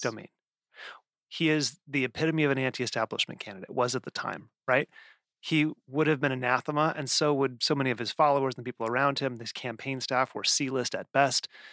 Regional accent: the West, United States; I grew up in the West

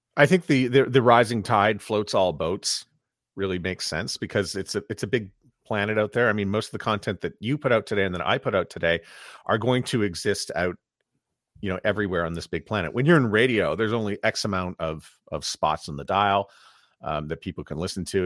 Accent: Montreal, Quebec, Canada; I'm from Montreal where, um, you know, I grew up listening on Shalom F M

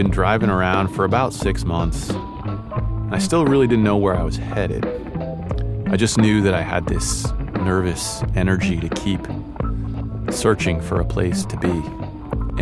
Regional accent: Maine, United States; a kid from two different cultures growing up in Maine

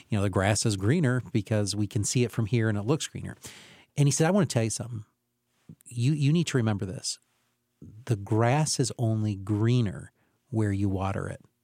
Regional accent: Camden, United States; where I grew up in Camden

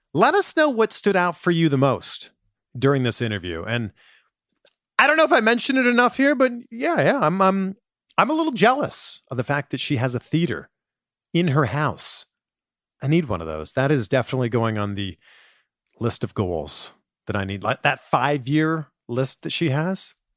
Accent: Canada; moved away; I'm originally from Canada

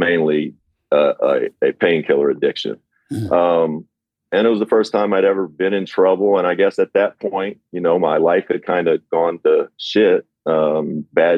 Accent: Kentucky, United States; moved away as an adult; growing up in Kentucky, I started becoming famous at about age 15 just for playing basketball

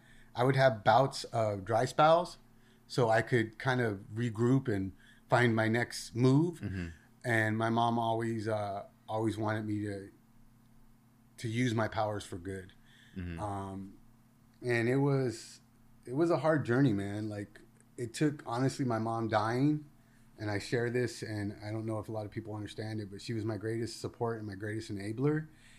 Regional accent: Rosemead, California, United States; So I grew up in a city called Rosemead. And, you know, I hung out with the neighborhood kids.

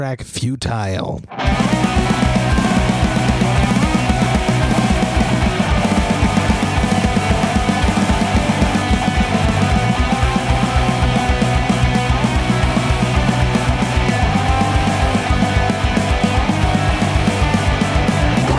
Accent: Montreal, Quebec, Canada; my hometown of Montreal

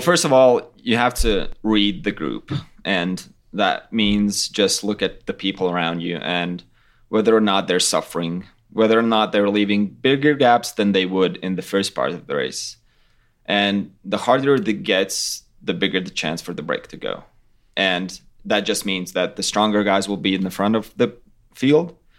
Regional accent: Latvia; we're from Latvia, it's totally flat

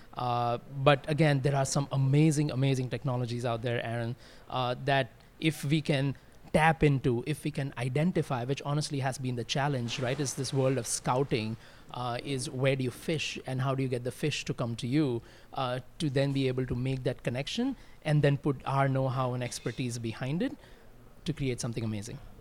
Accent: India; I grew up in India, fortunately, in a very, uh, musical household

